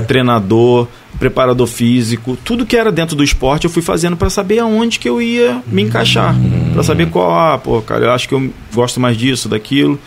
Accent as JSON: {"language": "Portuguese", "town": "Barra do Piraí", "region": "Rio de Janeiro", "country": "Brazil", "tie": "born or raised there", "said": "eu sou natural de Barra, né? Minha família é daqui, né? De Barra do Piraí"}